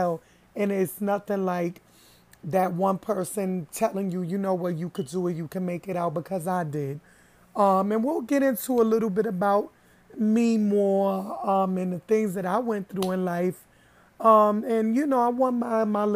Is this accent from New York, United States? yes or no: yes; New York City, New York, United States; Born and raised in the Bronx, grew up in, you know, Castle section of the Bronx